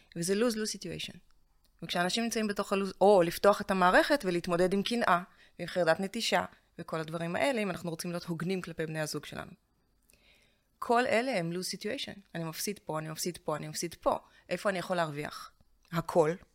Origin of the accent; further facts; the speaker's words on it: Russia; now in Israel; אני מרוסיה